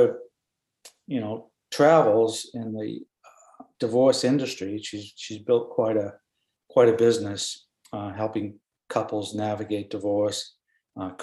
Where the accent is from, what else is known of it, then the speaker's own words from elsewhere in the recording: Boston, Massachusetts, United States; moved away as an adult; also born or lived in Belize; I'm originally from the Boston area